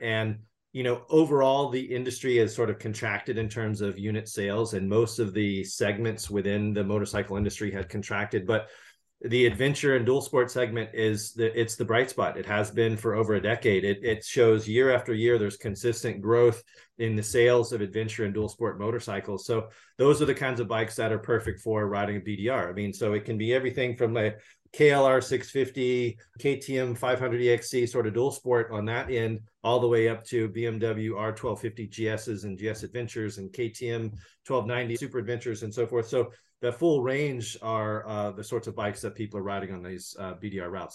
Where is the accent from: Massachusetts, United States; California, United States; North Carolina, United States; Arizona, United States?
California, United States; my home state of California